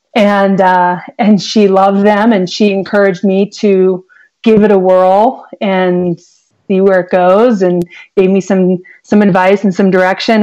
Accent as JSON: {"language": "English", "town": "Columbus", "region": "Ohio", "country": "United States", "tie": "born or raised there", "moved": "yes", "lives_now": "Arizona, United States", "said": "I grew up in Columbus, Ohio, in the suburbs"}